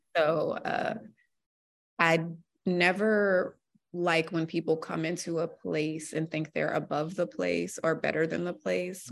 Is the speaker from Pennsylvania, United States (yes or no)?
no; Alexandria, Virginia, United States; moved away as an adult; also born or lived in Norfolk, Virginia; now in Boston, United States; I'm from the D C area, I'm from Virginia